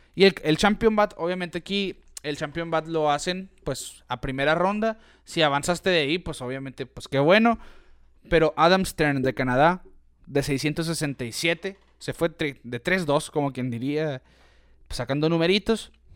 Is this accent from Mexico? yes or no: yes; Mexico; nosotros como mexicanos, hoy estamos a seis horas de Phoenix